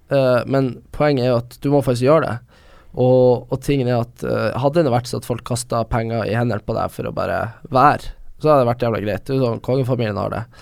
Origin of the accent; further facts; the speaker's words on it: Vesterålen, Nordland, Norway; now in Oslo, Norway; jeg kommer fra, kommer fra Vesterålen